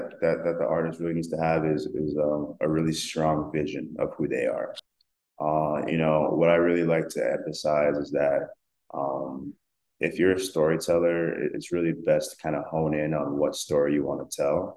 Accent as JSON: {"language": "English", "country": "South Africa", "said": "I'm South African, and that's a lot of the music that I grew up listening"}